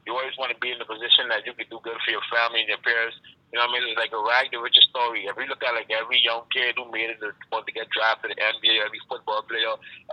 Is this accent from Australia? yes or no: no; Bahamas; growing up back in the Bahamas